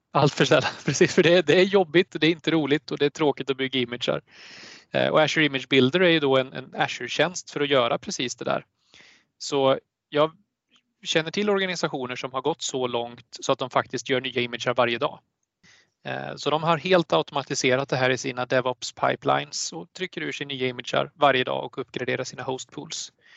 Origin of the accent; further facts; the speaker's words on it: Sweden; som svensk